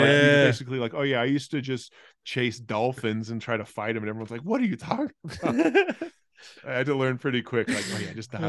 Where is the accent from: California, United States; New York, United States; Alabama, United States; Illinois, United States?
California, United States; born there; also born or lived in Australia; So I was born in California, but then moved there when I was 4 to when I was 12 for my dad's job.